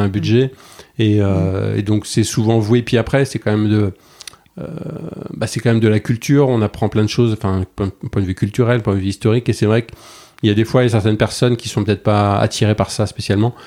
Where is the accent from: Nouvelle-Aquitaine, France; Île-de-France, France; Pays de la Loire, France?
Nouvelle-Aquitaine, France; Bordeaux; also born or lived in New York; je suis bordelais